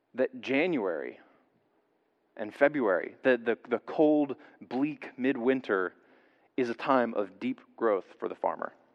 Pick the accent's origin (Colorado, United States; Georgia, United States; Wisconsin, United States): Georgia, United States; I'm a kid growing up in Georgia in the South